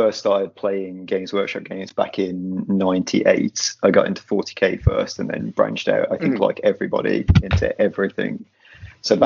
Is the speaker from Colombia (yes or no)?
no; Midlands, United Kingdom; now in London, United Kingdom; I'm from the Midlands. I'm now in London in exile